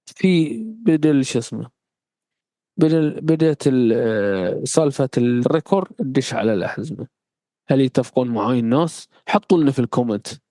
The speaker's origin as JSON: {"language": "Arabic", "country": "Bahrain", "said": "عندنا في البحرين"}